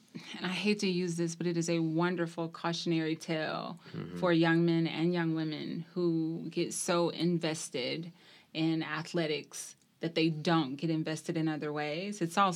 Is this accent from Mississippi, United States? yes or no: yes; Bay Springs, Mississippi, United States; I'm originally from Bay Springs, Mississippi. It's probably like saying Mayberry, USA. Very